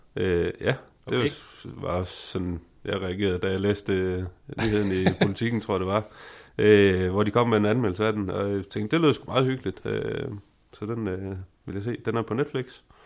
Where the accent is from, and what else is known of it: Denmark